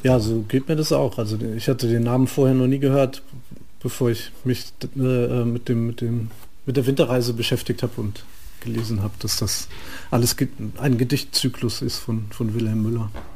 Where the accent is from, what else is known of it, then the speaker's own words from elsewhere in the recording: near Frankfurt, Hesse, Germany; Da bin ich ja aufgewachsen in der Nähe